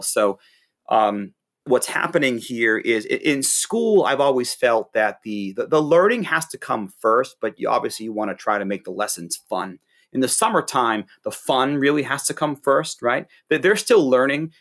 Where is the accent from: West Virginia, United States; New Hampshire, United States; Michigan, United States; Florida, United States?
New Hampshire, United States; Hampton; my hometown in, in Hampton, New Hampshire